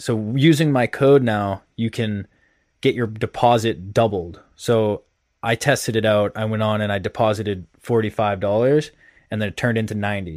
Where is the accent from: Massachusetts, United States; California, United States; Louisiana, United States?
Massachusetts, United States; I'm from Mass